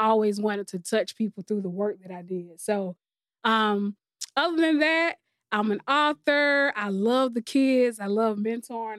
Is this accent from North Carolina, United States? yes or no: no; Columbia, South Carolina, United States; I'm from Columbia, South Carolina. I'm born and raised